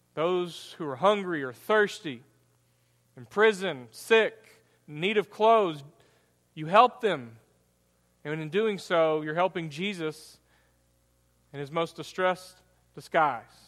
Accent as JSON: {"language": "English", "country": "United States", "said": "American Christians"}